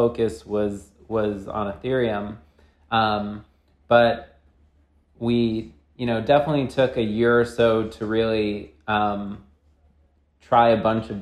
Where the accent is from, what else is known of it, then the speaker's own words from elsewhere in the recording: New York, United States; by background, I'm from New York